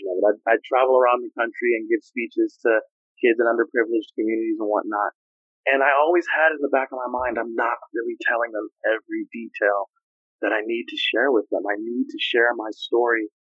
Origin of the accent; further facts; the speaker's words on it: Los Angeles, California, United States; I grew up in Los Angeles